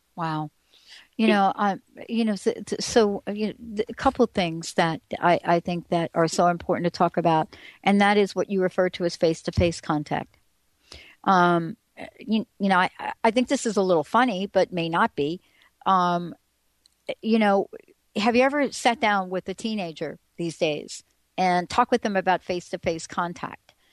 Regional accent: New York City, New York, United States; I grew up in the Bronx

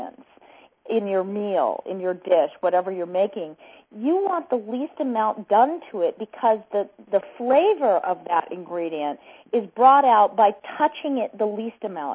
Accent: Idaho, United States; I grew up in Idaho

